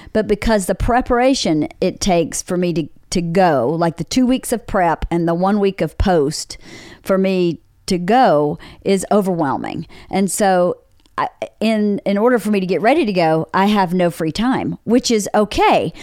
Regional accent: Bowdon, Georgia, United States; moved away as an adult; now in Los Angeles, United States; in rural Georgia, in Bowdoin, Georgia, in my hometown

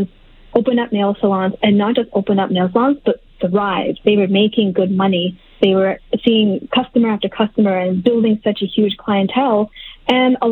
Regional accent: Halifax, Nova Scotia, Canada; I grew up in Halifax, Nova Scotia

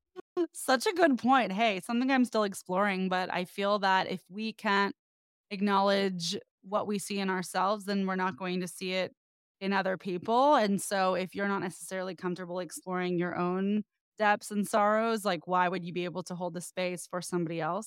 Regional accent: the Bay Area, California, United States; now in Los Angeles, United States; I'm from the Bay, I've been in L A a long time now

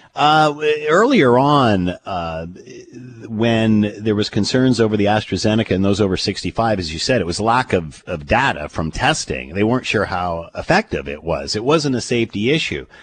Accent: Canada; As a Canadian

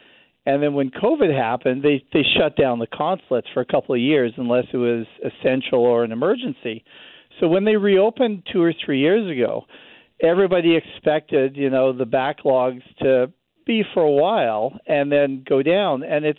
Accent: Canada; I'm a Canadian.

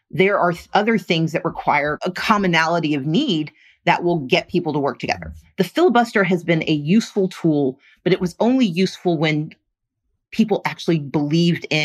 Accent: the South, United States; I grew up in the South

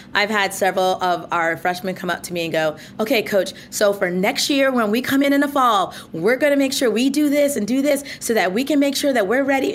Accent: Mount Vernon, New York, United States; where I grew up in Mount Vernon, New York

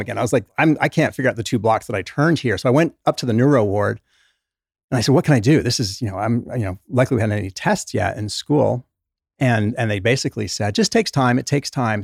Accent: England, United Kingdom; also born or lived in New York; now in Utah, United States; Was born in New York, grew up in England

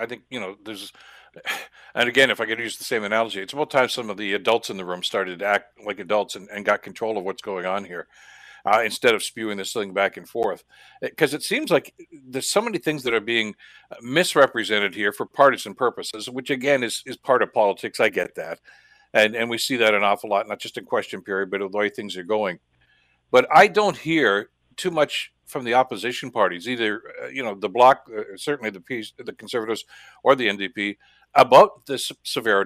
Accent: Canada; as a Canadian

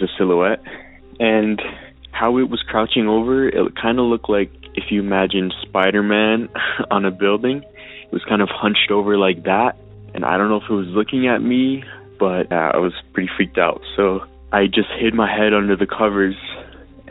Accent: Alberta, Canada; I'm from Alberta

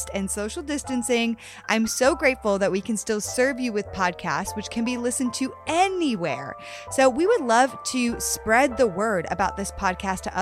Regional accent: Connecticut, United States; we're both from Connecticut

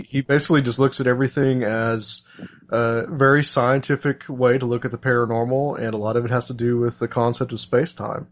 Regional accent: United States; as an American

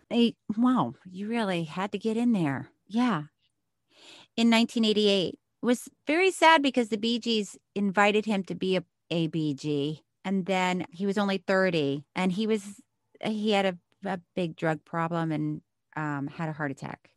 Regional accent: Miami, Florida, United States; I was born in Miami

